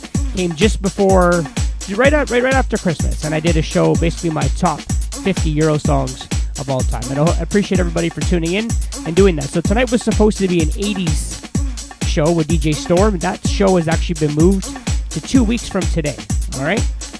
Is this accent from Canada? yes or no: yes; Toronto, Ontario, Canada; since I'm from Toronto